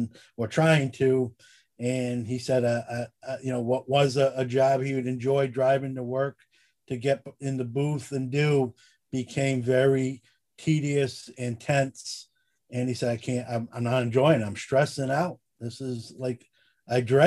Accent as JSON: {"language": "English", "town": "Syracuse", "region": "New York", "country": "United States", "said": "I'm from Syracuse"}